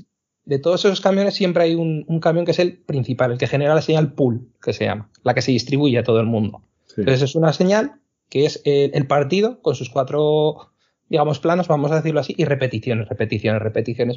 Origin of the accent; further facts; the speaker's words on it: Zaragoza, Aragon, Spain; yo que soy de, de Zaragoza